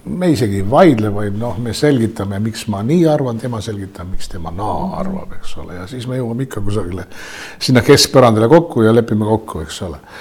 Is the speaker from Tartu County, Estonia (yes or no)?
no; Tallinn, Harju County, Estonia; born or raised there